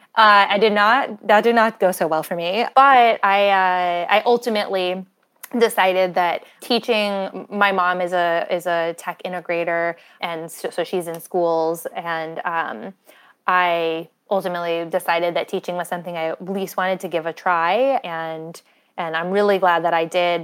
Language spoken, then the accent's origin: English; Windham, New Hampshire, United States; I grew up in Wyndham, New Hampshire, which is in southern New Hampshire